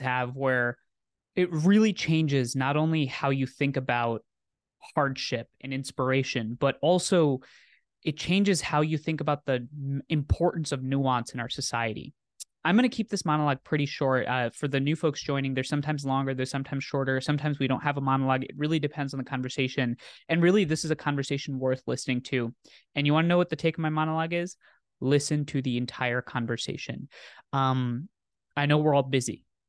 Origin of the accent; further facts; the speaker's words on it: New York City, New York, United States; I grew up in Staten Island